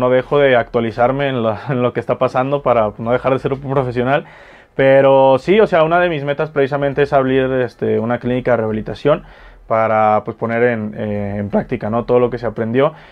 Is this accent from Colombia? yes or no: no; Jalisco, Mexico; soy jalisciense, tengo 25 años